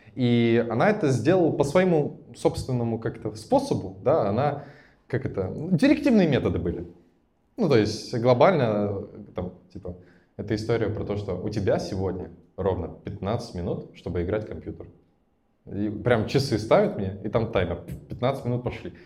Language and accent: Russian; Naberezhnye Chelny, Tatarstan, Russia; now in Moscow, Russia; я родом из набережных Челнов, в целом с городом разобрались. Это Татарстан